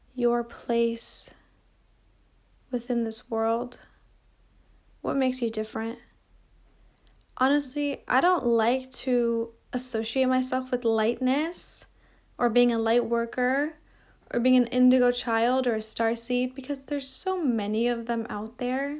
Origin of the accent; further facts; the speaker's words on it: Seattle, Washington, United States; I come from Seattle